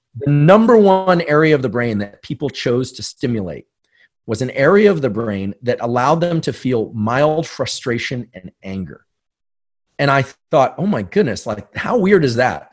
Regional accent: San Francisco, California, United States; growing up in New Zealand or in, you know, South Bay, San Francisco

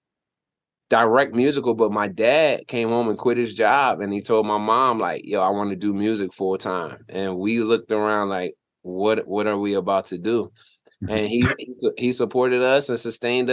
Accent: Willingboro, New Jersey, United States; moved away as an adult; also born or lived in Trenton, New Jersey / Philadelphia, Pennsylvania; I was in Willimboro, New Jersey. I grew up in Jersey, born in Trenton.

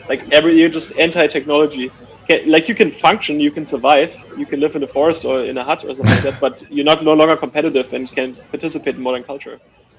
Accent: Germany; now in United States; It's part of why I came to the US from Germany to begin with.

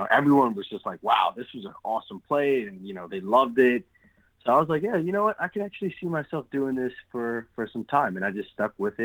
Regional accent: Englewood, New Jersey, United States; also born or lived in Brooklyn, New York; when I turned 8 years old, I ended up moving to New Jersey, and I was raised in Englewood, New Jersey

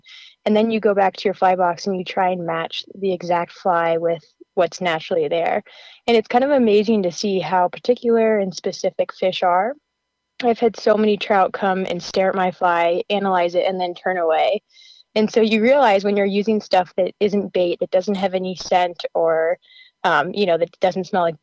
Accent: Colorado, United States; also born or lived in New Mexico; when I moved back to my home state of Colorado

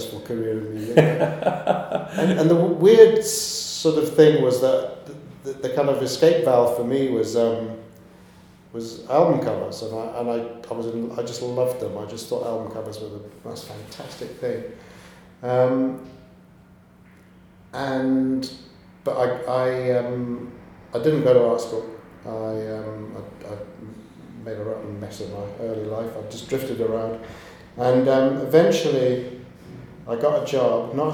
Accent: Glasgow, Scotland, United Kingdom; moved away as an adult; now in London, United Kingdom; Originally, I was born in Glasgow

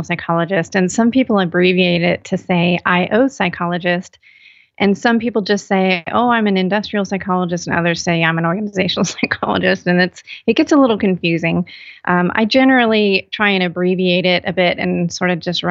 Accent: California, United States; now in North Carolina, United States; I'm actually from California

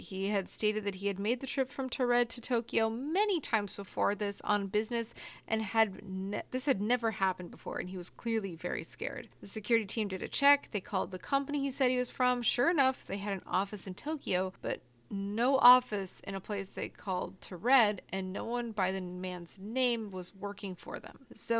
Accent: northern Spain, Spain; Oh my god, I'm from the north of Spain. My family's from the north of Spain.

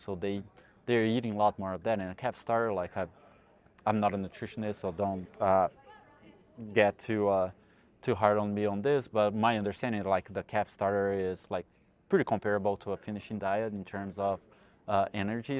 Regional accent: Brazil; moved away as an adult; also born or lived in New York, United States; now in Texas, United States; I'm originally from Brazil and I got my degree in veterinary medicine in the Federal University of Goiás

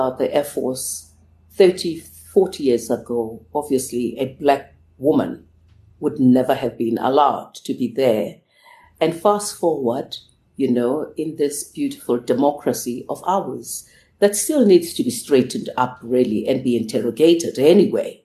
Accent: Soweto, Gauteng, South Africa; as a child growing up in Soweto, there was very little for us

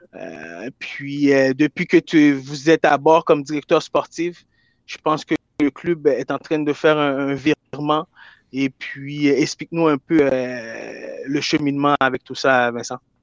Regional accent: Quebec, Canada; je viens de Québec

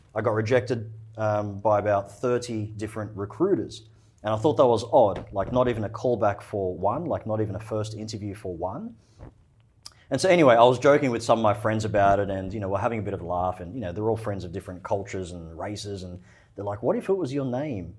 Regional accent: Australia; also born or lived in Egypt; I was born in Egypt. Uh, my family's from Egypt. We immigrated to Australia when I was four years old

